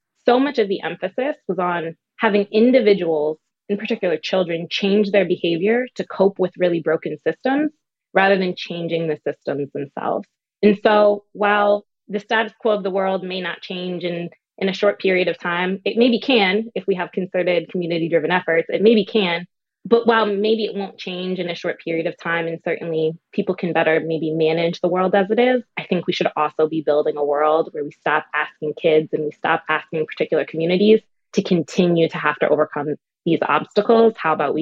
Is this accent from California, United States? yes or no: no; New Haven, Connecticut, United States; moved away as an adult; also born or lived in New Orleans, Louisiana; now in Atlanta, United States; I'm from New Haven, Connecticut, a state with sort of pretty deep inequality and sort of growing up on the side of lower income in Connecticut